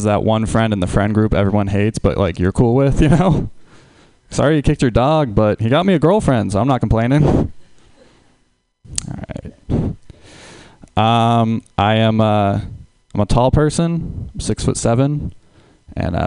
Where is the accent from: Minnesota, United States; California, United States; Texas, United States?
California, United States; Huntington Beach; I'm from Huntington Beach, California.